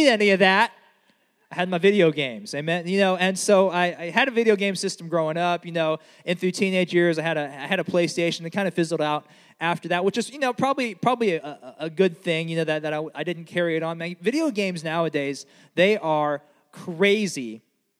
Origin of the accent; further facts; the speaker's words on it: United States; growing up in America